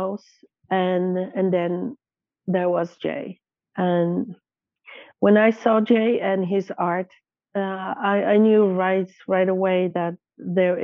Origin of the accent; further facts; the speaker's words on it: Poland; moved away as an adult; now in Canada; I was a newcomer to this country. I came here when I was 20 from Poland